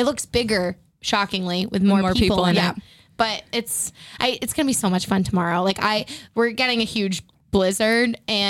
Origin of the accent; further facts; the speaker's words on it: Framingham, Massachusetts, United States; we're from right outside of Boston, Framingham